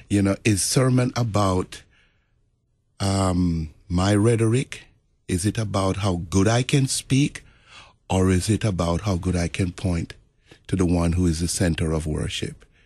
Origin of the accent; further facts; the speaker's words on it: Jamaica; moved away; also born or lived in New York; in the Roman Catholic Church where I grew up in Jamaica